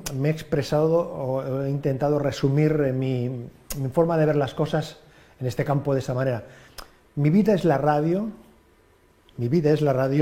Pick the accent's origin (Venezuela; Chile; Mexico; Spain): Spain; Sant Adrià de Besòs, Catalonia; empecé a hacer radio en la población donde yo nací, en Santa Adrià de Besos